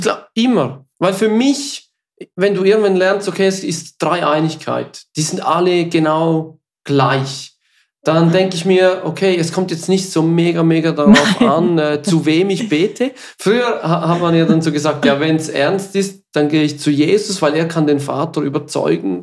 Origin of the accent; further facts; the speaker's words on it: Switzerland; accent: Swiss German; first language Swiss German; German is a second language; es ist nicht unsere Muttersprache.